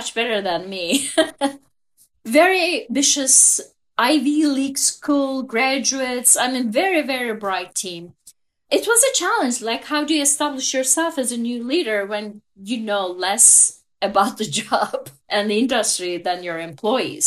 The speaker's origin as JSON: {"language": "English", "country": "Turkey", "tie": "born or raised there", "second_language": "English", "moved": "as an adult", "said": "So as you can tell from my accent, I am a Turkish native. I was born and raised in Turkey."}